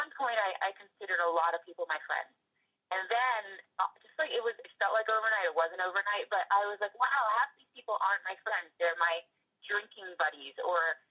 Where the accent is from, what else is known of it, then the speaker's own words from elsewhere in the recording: Northern New Jersey, United States; now in Los Angeles, United States; I'm from the Northeast, I'm from Northern Jersey, next door to New York